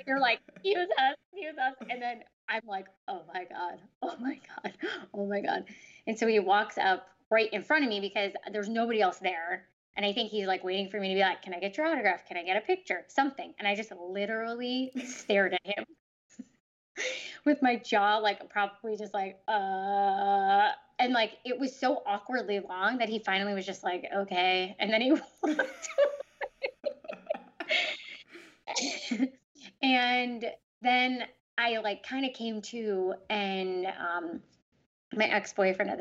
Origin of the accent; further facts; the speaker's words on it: Chicago, Illinois, United States; I grew up in Chicago